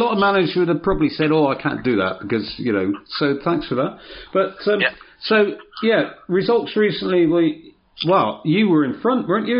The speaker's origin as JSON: {"language": "English", "area": "Cornwall", "region": "South West England", "country": "United Kingdom", "said": "We're Cornish."}